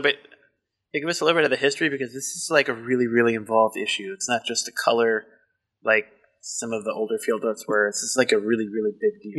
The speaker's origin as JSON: {"language": "English", "town": "Baltimore", "region": "Maryland", "country": "United States", "accent": "Baltimore", "said": "I don't cover up my Baltimore accent as well as I think"}